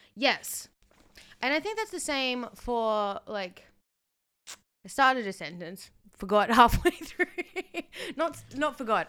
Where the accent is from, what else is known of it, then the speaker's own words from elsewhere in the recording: Australia; as a Australian